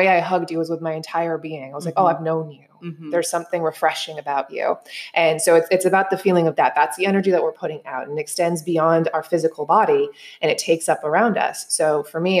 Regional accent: New York, United States; moved away as an adult; now in Bali, Indonesia; I am originally from New York, not New York City, but I did eventually move down there

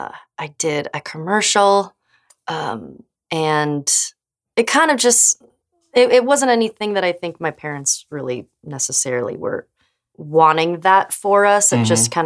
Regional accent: Camarillo, California, United States; I was born to Nancy and Clifford, August 9th, in Camarillo, California.

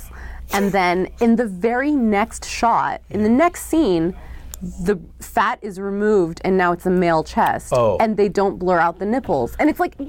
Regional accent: New York City, New York, United States; also born or lived in Japan; I was born in New York City, and then we moved to Japan when I was 6, and then we came back to New York when I was 13.

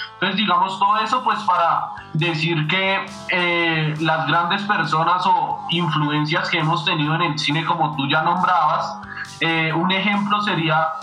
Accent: Colombia; yo como colombiano

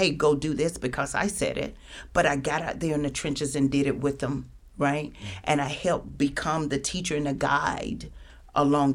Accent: Americus, Georgia, United States; moved away as an adult; also born or lived in Macon; I had to make some decisions to leave my hometown, leave Americas

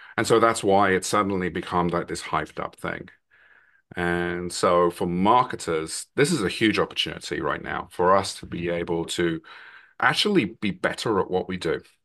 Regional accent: London, United Kingdom; now in Massachusetts, United States; I'm originally from London, England, but I now live in, in Massachusetts in the U S A. Been here for a long time now

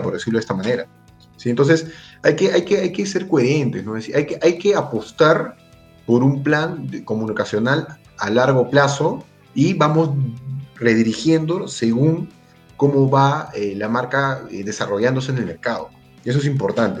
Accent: Peru

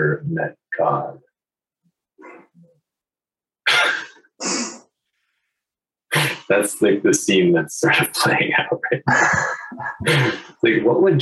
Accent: New Hampshire, United States; I grew up in New Hampshire where we make snow forts during recess in the winter.

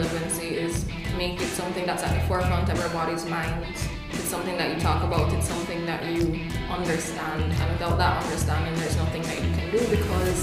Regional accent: Kingston, Jamaica; also born or lived in Los Angeles, California; now in France; I was born in Los Angeles, California, but I grew up in Kingston, Jamaica.

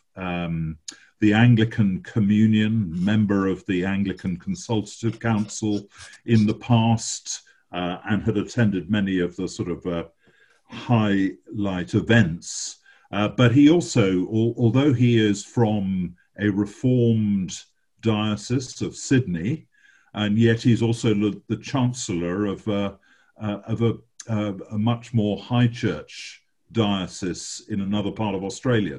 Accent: England, United Kingdom; as an Englishman

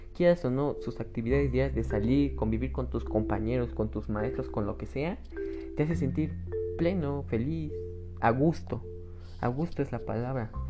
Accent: Mexico; yo lo veo en mi país, México

